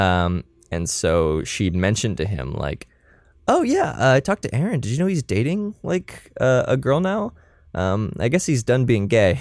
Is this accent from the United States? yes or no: yes; Florida, United States; I'm from Florida